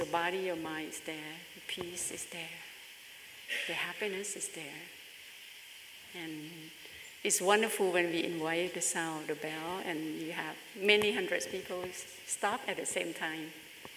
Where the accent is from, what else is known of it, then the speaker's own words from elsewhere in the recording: Bangkok, Thailand; moved away; my hometown is in Bangkok in Thailand